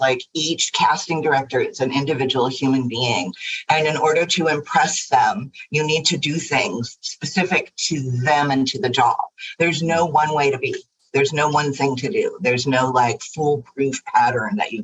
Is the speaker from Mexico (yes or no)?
no; Los Angeles, California, United States; also born or lived in New York / London; I grew up in Pacific Palisades, which was a lot different in the 70s than it is now